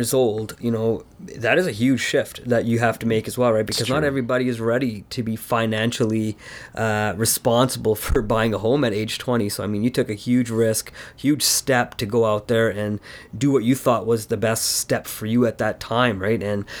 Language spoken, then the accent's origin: English; Canada; I've grown up in Canada at home, but it's very different when you go to the culture